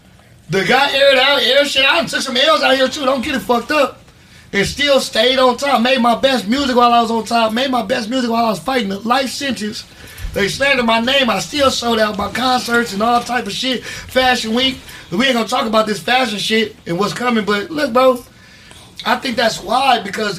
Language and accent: English; Gardena, California, United States; also born or lived in Compton / Watts / Sacramento; I grew up in Gardena, Compton, Watts, Sacramento. I grew up in a lot of motherfucking places.